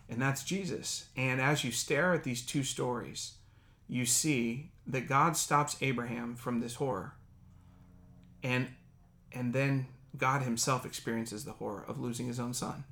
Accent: Dayton, Ohio, United States; moved away as an adult; now in Silicon Valley, United States; my hometown of Dayton, Ohio.

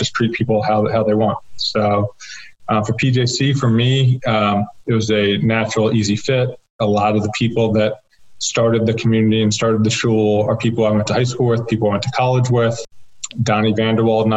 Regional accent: Annapolis, Maryland, United States; I'm from Annapolis

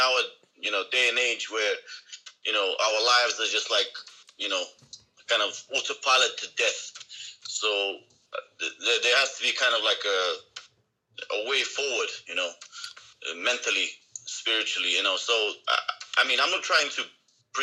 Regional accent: Russia; moved away as an adult; now in Japan; I'm from Russia.

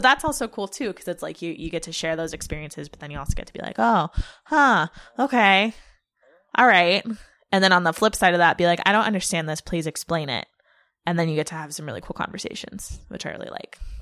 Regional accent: Lake Tahoe, California, United States; I grew up in Tahoe, which is a skiing town

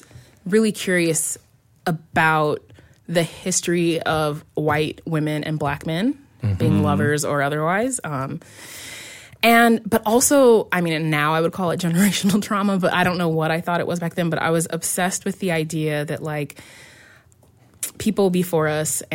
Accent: Central Illinois, United States; moved away; I was from Central Illinois

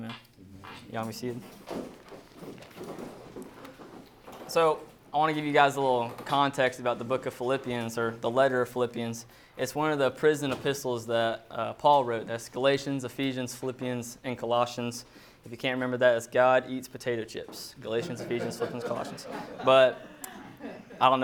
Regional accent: Fayetteville, Georgia, United States; I grew up in Fayetteville, Georgia. It's about an hour south of Atlanta, so lived there pretty much my whole life

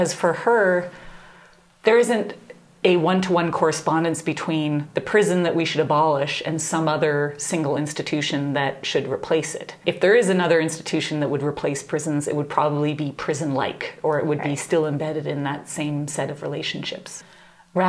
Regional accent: Canada; moved away as an adult; also born or lived in Nashville, Tennessee; I grew up in Canada

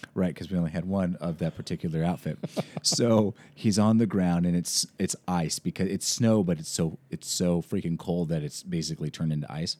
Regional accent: Washington, United States; moved away; I'm from Washington State

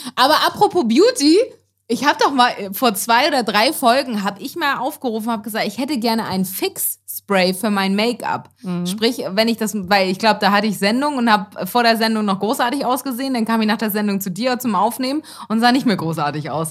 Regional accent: Elmshorn, Schleswig-Holstein, Germany; moved away; meiner Heimat Elmshorn

